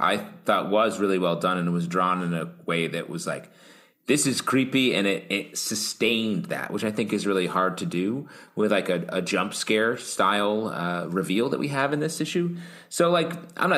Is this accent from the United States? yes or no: yes; New York City, New York, United States; As a New Yorker